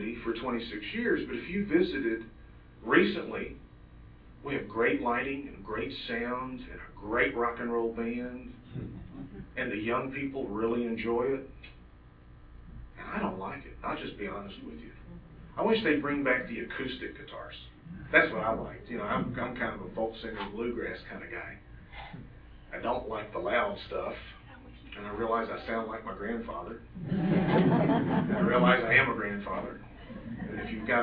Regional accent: the South, United States; I grew up in the South

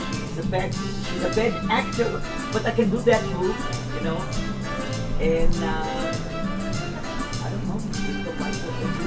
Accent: Israel; moved away as an adult; also born or lived in Yugoslavia; now in United States; I'm from Israel, born in Yugoslavia.

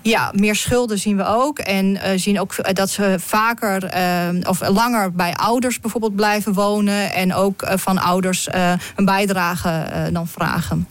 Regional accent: Netherlands

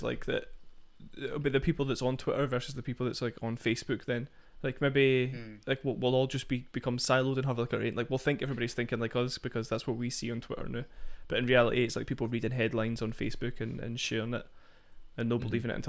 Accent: Scotland, United Kingdom; moved away; But I usually like click on Scotland and see what's happening like in my hometown or see what's happening near me here.

